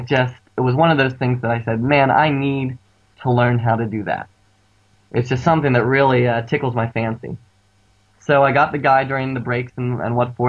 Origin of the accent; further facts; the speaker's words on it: Pittsburgh, Pennsylvania, United States; I'm from Pittsburgh, Pennsylvania, which is on the east coast of the U.S.